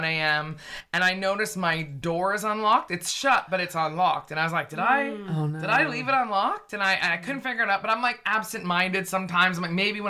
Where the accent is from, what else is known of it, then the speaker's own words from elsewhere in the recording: Vancouver, British Columbia, Canada; moved away as an adult; also born or lived in Toronto; now in London, United Kingdom; I'm from Vancouver